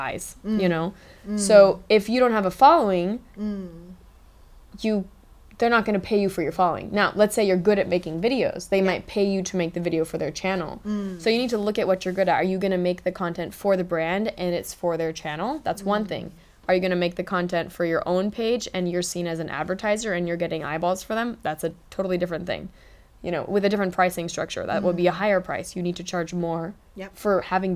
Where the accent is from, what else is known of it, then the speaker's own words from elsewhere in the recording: Los Angeles, California, United States; moved away as an adult; now in Singapore; I grew up in Los Angeles